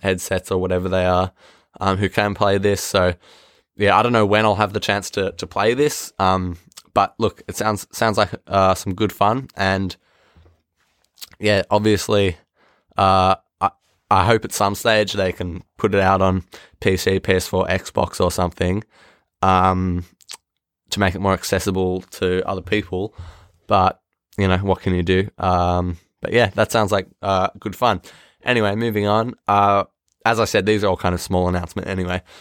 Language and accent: English; Australia; I'm Australian